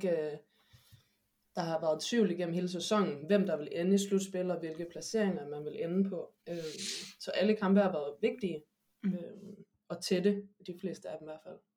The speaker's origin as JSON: {"language": "Danish", "town": "Aarhus", "region": "Central Denmark Region", "country": "Denmark", "moved": "as an adult", "lives_now": "Madrid, Spain", "said": "fik min basketopvækst i Åby Høj."}